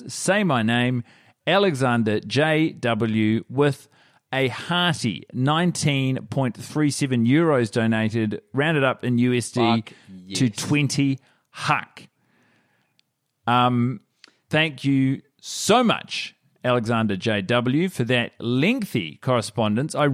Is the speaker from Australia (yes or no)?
yes; Australia; now in Vienna, Austria; I'm Australian and she's Swedish, but we're living in Vienna